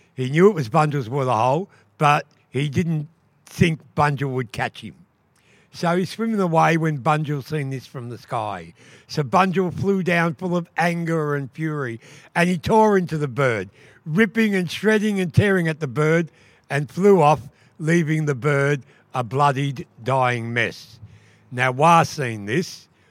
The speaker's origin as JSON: {"language": "English", "area": "Wurundjeri", "region": "Victoria", "country": "Australia", "said": "I'm from Wa people"}